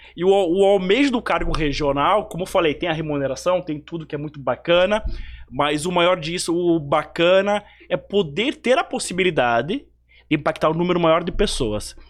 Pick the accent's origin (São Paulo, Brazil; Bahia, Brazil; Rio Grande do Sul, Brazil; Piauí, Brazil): Rio Grande do Sul, Brazil; Bento Gonçalves; moved away; also born or lived in Amazonas; da linda Bento Gonçalves